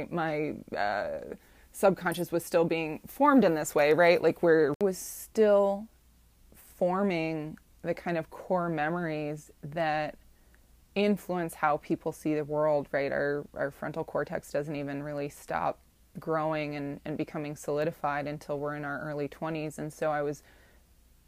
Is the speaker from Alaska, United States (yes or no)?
no; Ohio, United States; moved away; women's body parts, women's sexuality, where I grew up, is something that is viewed as an insult.